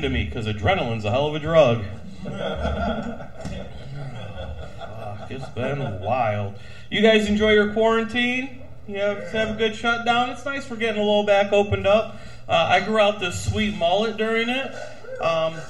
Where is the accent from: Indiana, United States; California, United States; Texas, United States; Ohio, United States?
Indiana, United States; South Bend; I'm from South Bend